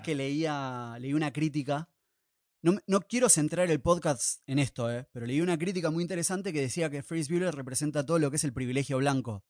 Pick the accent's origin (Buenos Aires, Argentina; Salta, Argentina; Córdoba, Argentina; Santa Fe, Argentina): Buenos Aires, Argentina; nosotros como ciudadanos de Buenos Aires o porteños